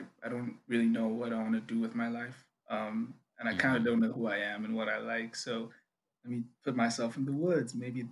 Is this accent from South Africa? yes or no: yes; South Africa; first language Zulu; English is a second language; I'm from South Africa.